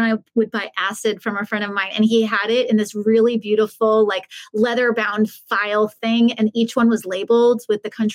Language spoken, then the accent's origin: English; Long Island, New York, United States; I'm from Long Island, so I smoked Parliaments